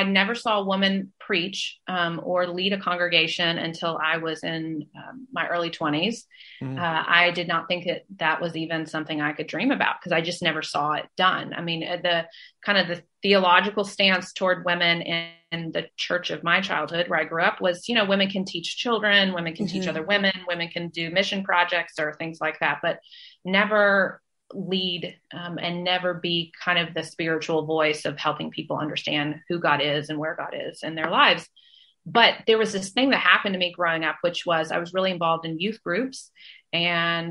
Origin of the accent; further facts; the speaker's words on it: Nashville, Tennessee, United States; moved away as an adult; also born or lived in Washington, D.C.; now in Athens, Georgia, United States; I have grown up in the southern part of the United States. I was born in Nashville, Tennessee